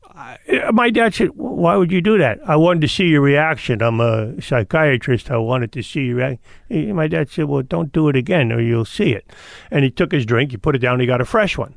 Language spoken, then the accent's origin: English; Fort Lee, New Jersey, United States; also born or lived in New York City / Leonia; the house I grew up in, in Fort Lee